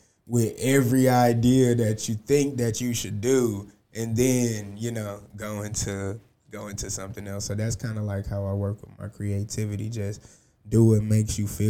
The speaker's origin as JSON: {"language": "English", "town": "Houston", "region": "Texas", "country": "United States", "said": "I'm originally from Houston."}